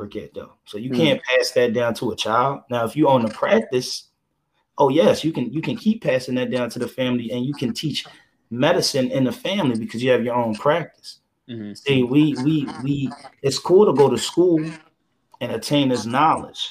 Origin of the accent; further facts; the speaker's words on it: Philadelphia, Pennsylvania, United States; I'm from Philadelphia